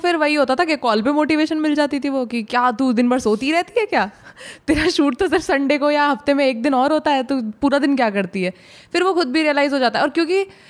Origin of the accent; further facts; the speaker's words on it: Bulandshahr, Uttar Pradesh, India; moved away; पहले हम बुलंदशहर में रहते थे